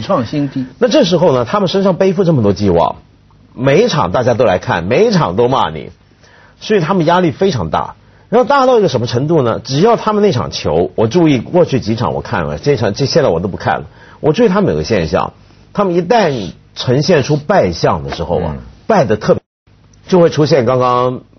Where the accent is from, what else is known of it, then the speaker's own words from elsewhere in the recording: China; 我们中国人